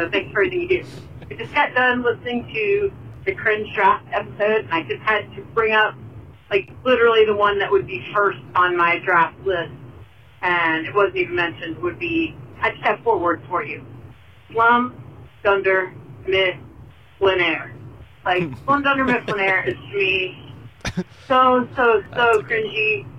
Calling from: Dayton, Ohio, United States; This is …. I'm from Dayton, Ohio.

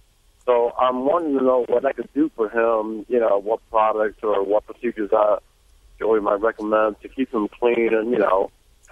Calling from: Lake Park, Georgia, United States; Well, right now I'm in Lake Park, Georgia.

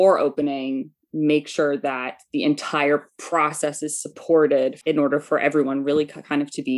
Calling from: Washington, Connecticut, United States; I'm calling from Washington, Connecticut, in Litchfield County.

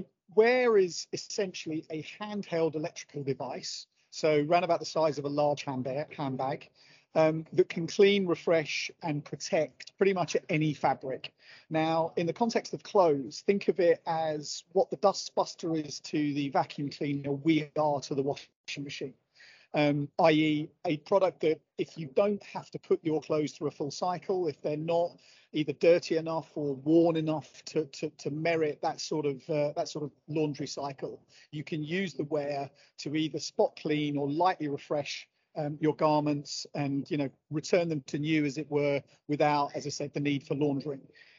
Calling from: Manchester, North West England, United Kingdom; I'm dialing in from the Manchester Central Exhibition Centre, where I'm attending a trade function. So it's very glamorous this Thursday morning here in Manchester.

